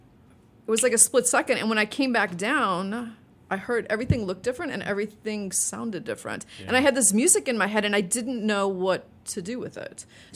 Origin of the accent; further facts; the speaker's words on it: Evanston, Illinois, United States; Oh, absolutely. I mean, I went to a lot of YMCA parties